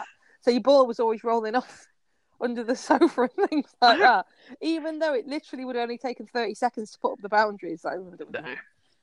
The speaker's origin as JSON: {"language": "English", "region": "Yorkshire and the Humber", "country": "United Kingdom", "said": "I'm from Yorkshire"}